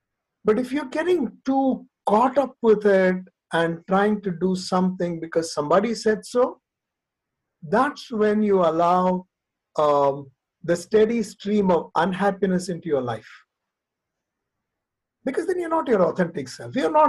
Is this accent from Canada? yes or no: no; Nagpur, Maharashtra, India; I grew up in Nagpur. I mean, when I say grew up in Nagpur, one of the time in my life as I was in high school, I was in Nagpur. I spent about 4 years in Nagpur.